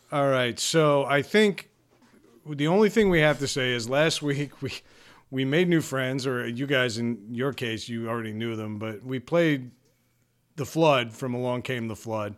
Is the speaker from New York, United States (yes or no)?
yes; Long Island, New York, United States; now in Rhode Island, United States; I grew up on Long Island, which is way expensive.